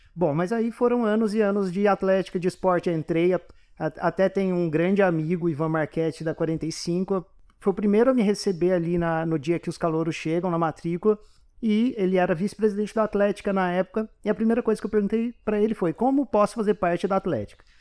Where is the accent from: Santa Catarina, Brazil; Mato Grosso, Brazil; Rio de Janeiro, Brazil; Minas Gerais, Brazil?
Minas Gerais, Brazil; Poços de Caldas; moved away as an adult; now in São Paulo, Brazil; eu sou de Poços de Caldas, não sou daqui de São Paulo estudar, estudei a minha vida toda lá